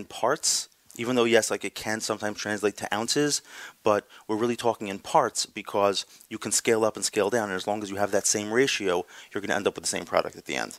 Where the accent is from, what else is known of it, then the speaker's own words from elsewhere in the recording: New York, United States; I'm from New York.